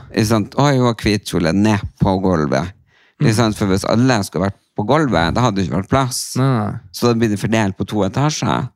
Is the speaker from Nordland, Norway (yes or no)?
yes; Tysfjord, Nordland, Norway; moved away; forsamlingshuset hjemme i Tysfjorden